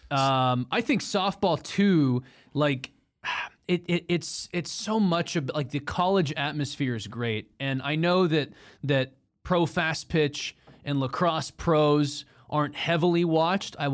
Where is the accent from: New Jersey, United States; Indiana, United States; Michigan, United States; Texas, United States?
Texas, United States; from Texas, not offended.